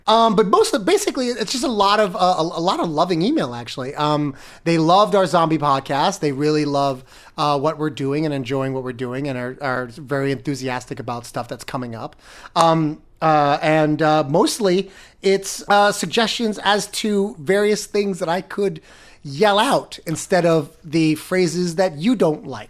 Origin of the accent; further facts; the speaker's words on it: Florida, United States; now in New York, United States; I come from Florida